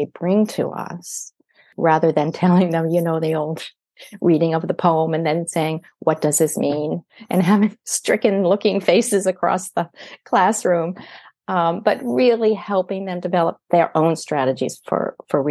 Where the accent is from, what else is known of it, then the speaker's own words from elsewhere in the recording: United States; now in Canada; I grew up in the United States